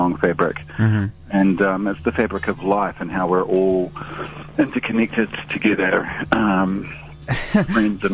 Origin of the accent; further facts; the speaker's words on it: Auckland, New Zealand; also born or lived in Gisborne; I'm originally from Auckland